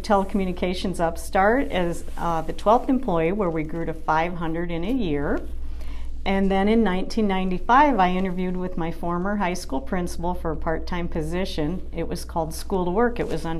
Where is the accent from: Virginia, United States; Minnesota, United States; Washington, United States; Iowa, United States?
Iowa, United States; Fairfax; I grew up in Fairfax. I was the youngest of five kids